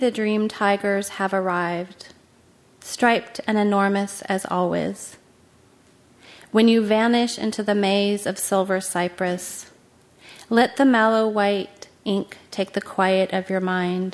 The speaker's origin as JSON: {"language": "English", "town": "Aptos", "region": "California", "country": "United States", "said": "being from Aptos"}